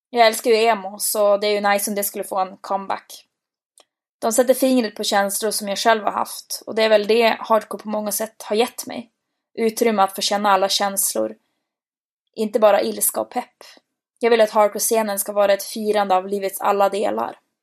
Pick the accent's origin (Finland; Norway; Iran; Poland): Norway; Bodø, Nordland; moved away as an adult; hemma i Bode